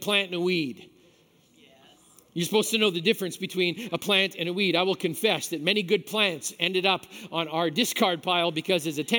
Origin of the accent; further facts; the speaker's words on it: Manitoba, Canada; I grew up in Manitoba